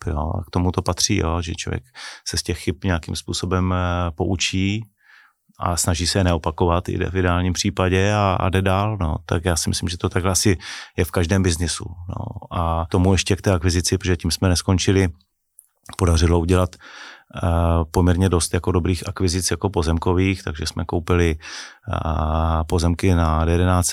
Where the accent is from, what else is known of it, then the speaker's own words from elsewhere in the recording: near Ostrava, Moravian-Silesian Region, Czechia; jsem nejsem z Prahy, nejsem ten cajzel, co přijel jako z Prahy, je tam o něčem poučovat, ale byl jsem kluk, který vlastně vyrostl eh, nedaleko Stravy